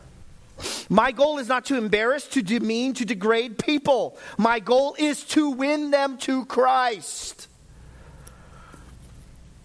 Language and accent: English; United States; I'm American